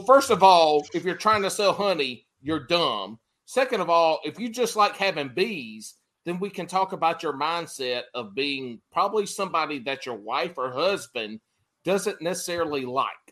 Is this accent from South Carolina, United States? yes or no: yes; South Carolina, United States; I grew up in South Carolina